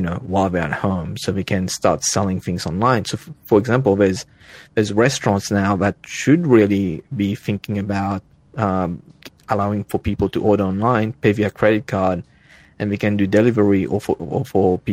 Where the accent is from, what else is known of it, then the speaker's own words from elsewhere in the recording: Mauritius; moved away as an adult; also born or lived in Australia; now in Northern California, United States; I was born in Africa, on an island off the coast of Africa, to be more precise